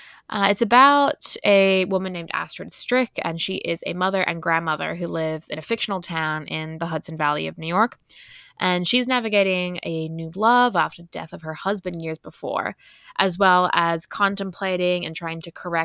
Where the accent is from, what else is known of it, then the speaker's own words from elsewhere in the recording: Ireland; accent: Irish; or All Adults Here, as I would say in my Irish accent, by Emma Straub.